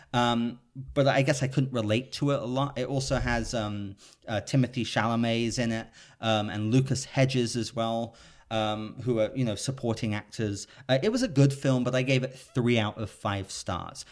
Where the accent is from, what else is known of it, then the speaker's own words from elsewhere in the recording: United Kingdom; now in Los Angeles, United States; I'm a Brit living in Los Angeles